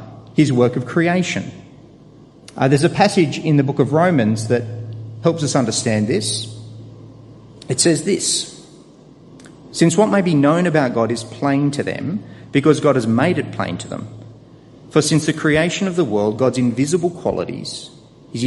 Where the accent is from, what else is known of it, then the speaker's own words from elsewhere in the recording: Sydney, New South Wales, Australia; I was born in Australia, just down the road here, in fact, at Camperdown